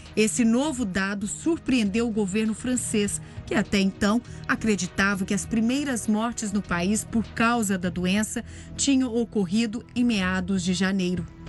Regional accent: Brazil; nós brasileiros

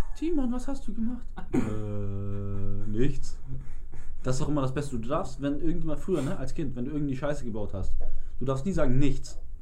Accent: Hamburg, Germany; Und wir sind auch immer zum Marionasplatz bei uns in Eppendorf gefahren und waren da so zu 12, 15 waren wir damals immer im Sommer skaten

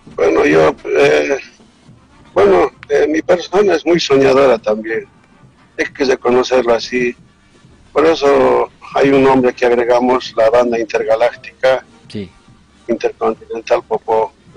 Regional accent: Bolivia; somos ñeques

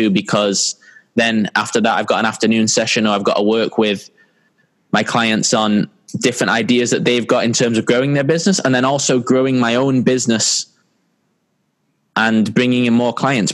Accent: San Diego, California, United States; also born or lived in Manchester, England; I grew up in San Diego, California

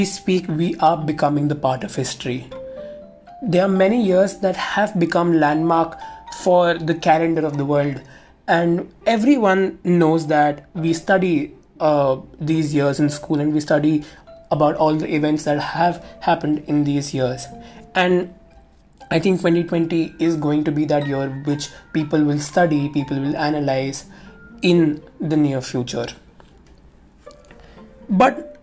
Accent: Mumbai, Maharashtra, India; I am from Mumbai

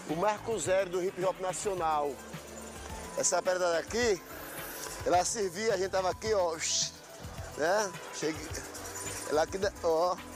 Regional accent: Triunfo, Pernambuco, Brazil; erdade, eu vim da cidade de Triunfo

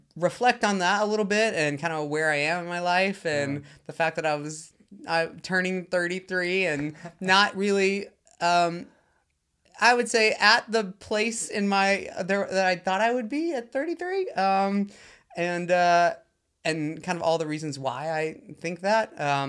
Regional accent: the South, United States; You know, I grew up LGBTQ in the South, and... being gay was the absolute worst thing that you could possibly be.

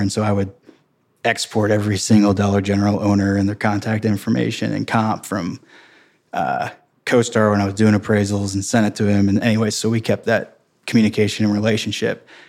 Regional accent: St. Peters, Missouri, United States; I grew up in Saint Peter's, Missouri. which is thirty minutes west of downtown Saint Louis, Saint Charles County

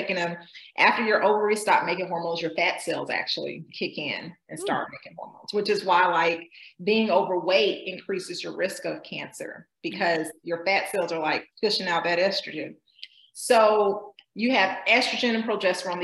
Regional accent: Georgia, United States; I grew up in Georgia

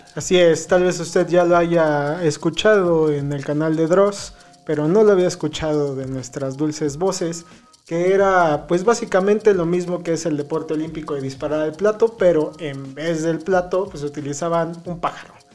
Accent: Mexico

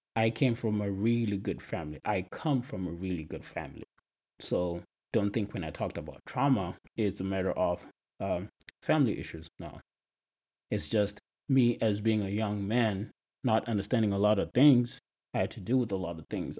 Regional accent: Zimbabwe; moved away as an adult; now in United States; I'm from Zimbabwe, which is a country in Southern Africa

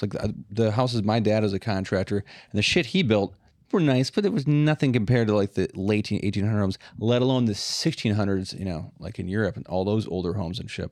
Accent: Midwest, United States; I'm 40, I'm a dad, I'm from the Midwest

